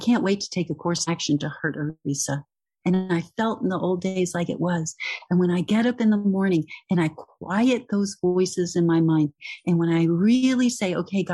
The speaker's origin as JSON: {"language": "English", "region": "Texas", "country": "United States", "said": "I'm from Texas"}